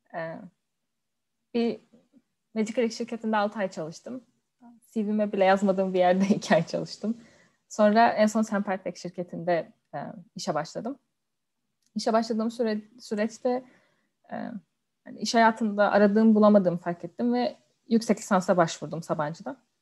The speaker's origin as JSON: {"language": "Turkish", "region": "Denizli", "country": "Turkey", "tie": "born or raised there", "also_born_or_lived": "Istanbul, Turkey", "moved": "as an adult", "lives_now": "London, United Kingdom", "said": "ilkokul, ortaokul, lise hepsini Denizli'de okudum. Denizliliyim."}